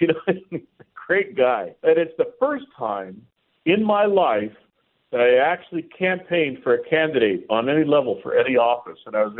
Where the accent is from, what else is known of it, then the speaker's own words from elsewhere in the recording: San Diego, California, United States; now in Texas, United States; Here in the state that I live, I almost said my home state, but you know I'm from San Diego. I am a Californian, but I transplanted before it was vogue.